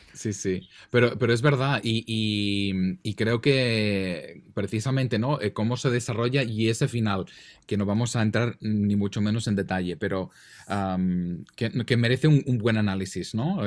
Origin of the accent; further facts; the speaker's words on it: Catalonia, Spain; accent: Catalan Spanish; yo español catalán, o sea, yo tengo un acento ya que está ya en la estratosfera